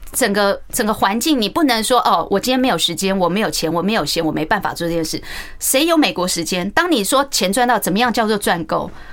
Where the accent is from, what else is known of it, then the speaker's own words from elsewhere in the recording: Taiwan; 我因为走过台湾传统教育体制的压抑期